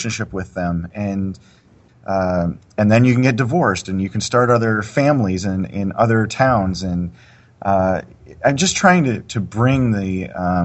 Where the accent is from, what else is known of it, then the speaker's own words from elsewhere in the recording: Canada; I'm from Canada